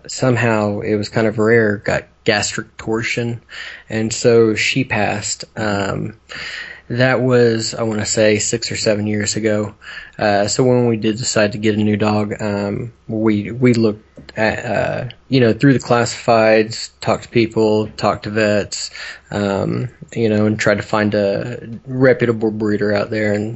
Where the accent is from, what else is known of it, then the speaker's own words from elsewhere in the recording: Oklahoma, United States; We're from Oklahoma.